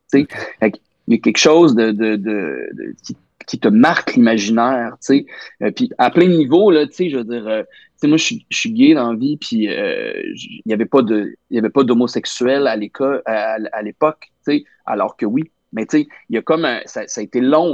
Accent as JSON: {"language": "French", "town": "Nicolet", "region": "Quebec", "country": "Canada", "tie": "born or raised there", "moved": "as an adult", "lives_now": "Montreal, Canada", "said": "j'allais à l'église jusqu'à comme 18 ans, euh, catholique, la belle cathédrale de Nicolette"}